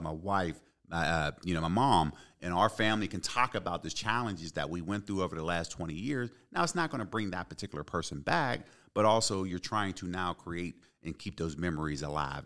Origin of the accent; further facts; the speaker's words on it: Pittsburgh, Pennsylvania, United States; also born or lived in Ypsilanti, Michigan / Detroit, Michigan; born and raised in Pittsburgh